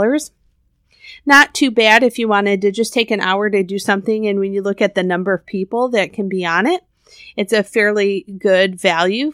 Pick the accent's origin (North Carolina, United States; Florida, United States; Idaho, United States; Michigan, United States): Michigan, United States; we're from Michigan